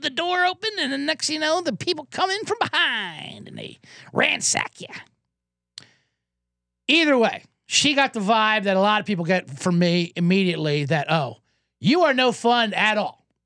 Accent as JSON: {"language": "English", "town": "Los Angeles", "region": "California", "country": "United States", "said": "How are you in L A?"}